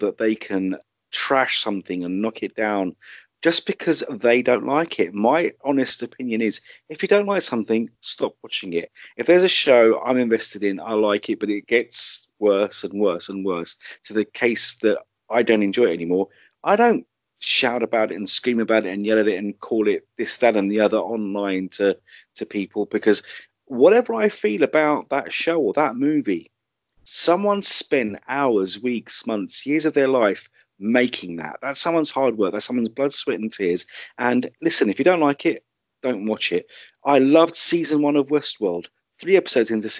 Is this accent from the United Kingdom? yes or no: yes; United Kingdom; being a Brit and being based here